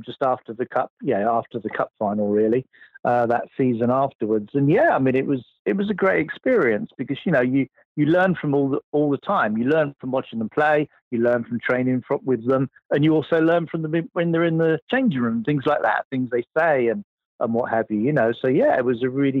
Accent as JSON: {"language": "English", "town": "Havant", "region": "South East England", "country": "United Kingdom", "tie": "born or raised there", "also_born_or_lived": "Emsworth", "said": "I was born in Emsworth. Yep. Lived in a place called Bedhampton, which is near Havant, just down the road from there. Yeah. No, that's where I came from originally."}